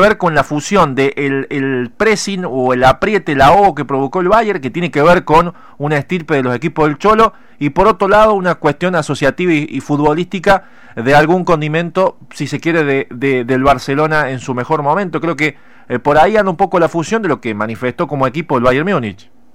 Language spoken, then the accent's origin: Spanish; Argentina; casi 45 millones de argentinos